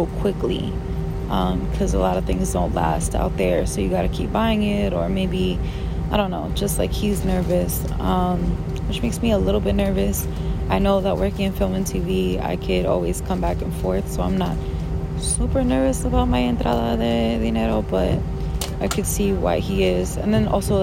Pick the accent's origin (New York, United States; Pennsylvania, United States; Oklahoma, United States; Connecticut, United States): New York, United States; moved away as an adult; being born and raised in New York